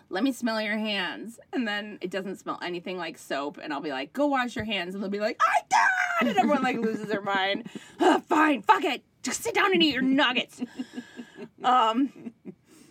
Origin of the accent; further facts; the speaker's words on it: Minnesota, United States; moved away as an adult; also born or lived in New York City; I grew up in Minnesota. I spent my adult life in New York City.